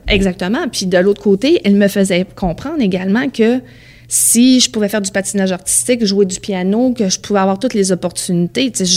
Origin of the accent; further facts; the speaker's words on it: Beauce, Quebec, Canada; j'ai grandi dans la Beauce